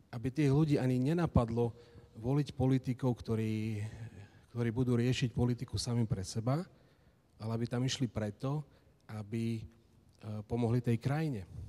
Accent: Slovakia; moved away as an adult; now in Ireland; ja sa už na Slovensku nevrátim

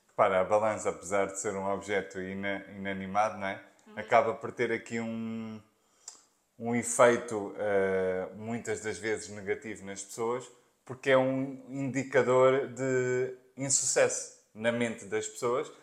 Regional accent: Margem Sul, Lisbon metropolitan area, Portugal; azeitão é perto da zona onde eu, onde eu nasci, eu sou da Margem Sul

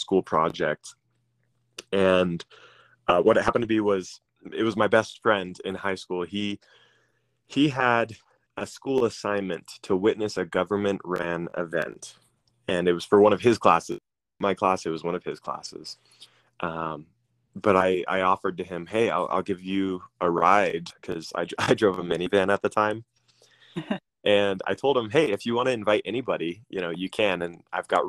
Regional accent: Washington, United States; moved away as an adult; also born or lived in West Virginia; now in Colorado, United States; I grew up in Washington State. I grew up in a small-ish town about an hour and a half outside of Seattle on what's called the Puget Sound

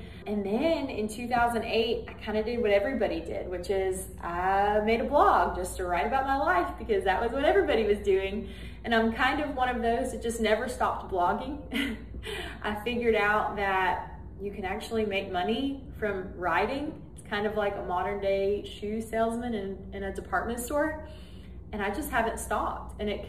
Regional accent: Madison, Alabama, United States; Madison was a lot smaller than it is now. People would still say it's a small town, but it was a really small town back then.

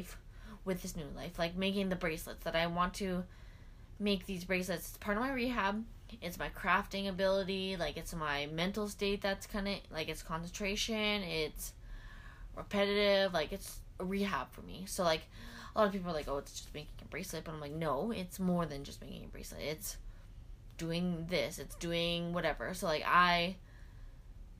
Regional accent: Regina, Saskatchewan, Canada; moved away; also born or lived in Edmonton / St. Albert / Vermilion / Winnipeg; I grew up in Regina.

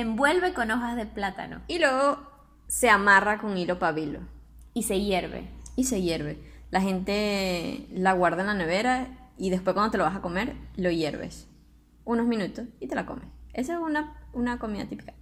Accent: Barquisimeto, Lara, Venezuela; En nuestra ciudad son los mejores pepitos de toda Venezuela

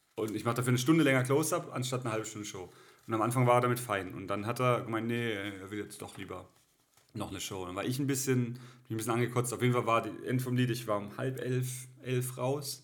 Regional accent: village near Ettlingen, Baden-Württemberg, Germany; in Ettlingen, nächste größere Stadt, in, da wo ich herkomme

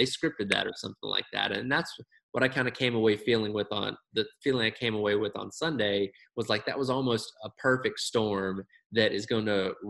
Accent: Georgia, United States; We're from Georgia

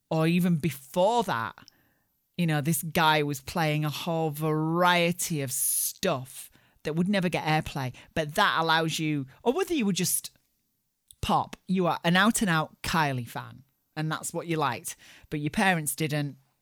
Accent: Barnsley, Yorkshire and the Humber, United Kingdom; I grew up in Barnsley in the north of England

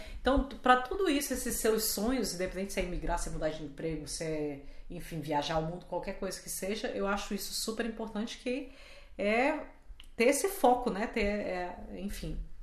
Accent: Fortaleza, Ceará, Brazil; moved away as an adult; also born or lived in Rio de Janeiro; eu sou de Fortaleza. Eu morava em Fortaleza e fui morar no Rio porque eu fui fazer comunicação

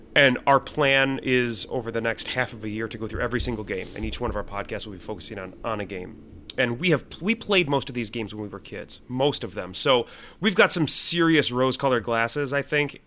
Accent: Minnesota, United States; I'm from Minnesota.

